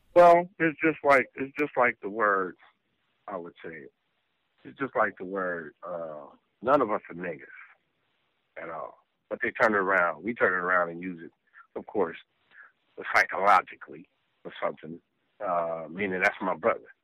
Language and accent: English; Los Angeles, California, United States; also born or lived in South Bronx, New York; I was born in South Bronx, but moved to the West Coast when I was like uh, three years old